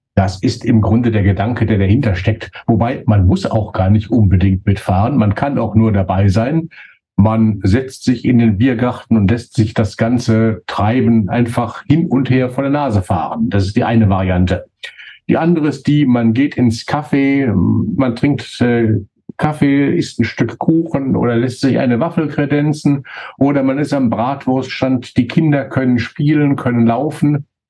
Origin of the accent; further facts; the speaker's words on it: Märkisches Sauerland, North Rhine-Westphalia, Germany; bei uns im märkischen Sauerland